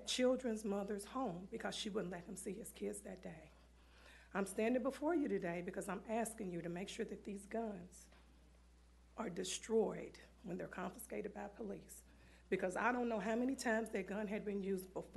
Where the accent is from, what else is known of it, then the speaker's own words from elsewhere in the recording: Louisville, Kentucky, United States; I live in District 22, and I grew up in District 5, and this is not the Louisville that I knew and grew up